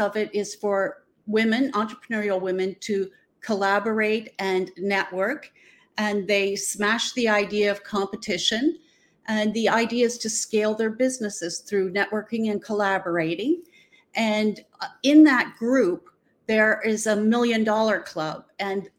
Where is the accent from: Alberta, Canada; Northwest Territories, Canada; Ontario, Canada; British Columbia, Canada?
Ontario, Canada; Southern; I am from Southern Ontario. I'm in a small port town called Port Stanley